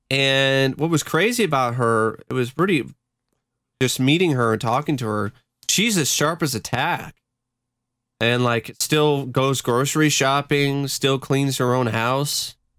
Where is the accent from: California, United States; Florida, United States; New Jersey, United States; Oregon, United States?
Oregon, United States; Tigard; also born or lived in Honolulu, Hawaii; went over to my grandmother's house in uh, Portland, uh, the Tigard, Oregon area. That's pretty much my home uh, town. That's that's and that's pretty much the house that I grew up